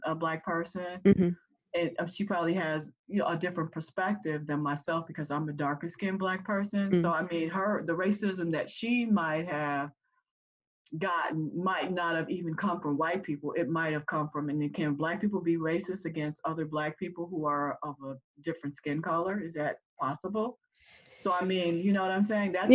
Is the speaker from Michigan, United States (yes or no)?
no; Illinois, United States; also born or lived in Mississippi; We lived like the first 4 or 5 years of our life before we came here to Illinois